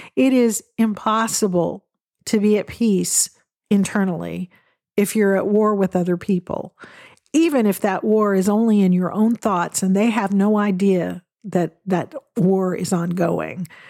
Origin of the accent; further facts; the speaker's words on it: Western Washington State, United States; I grew up in Western Washington State, where there are evergreens everywhere you look